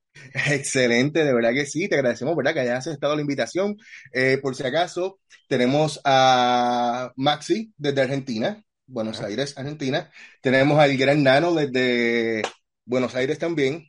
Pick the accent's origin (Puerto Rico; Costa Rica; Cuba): Puerto Rico; yo soy de Puerto Rico